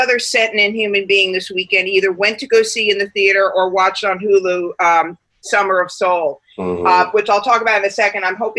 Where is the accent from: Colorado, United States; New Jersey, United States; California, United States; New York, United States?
New York, United States; New York City; as a New Yorker